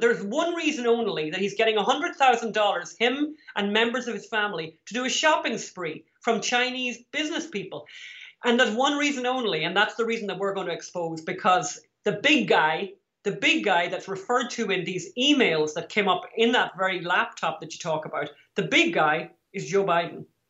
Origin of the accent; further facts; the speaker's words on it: Ireland; We're from Ireland